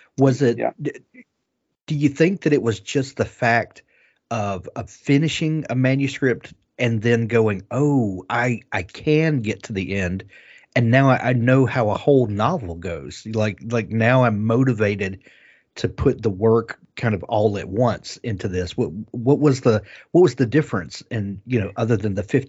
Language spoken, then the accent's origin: English; Mississippi, United States; I'm from just a little south of you in Mississippi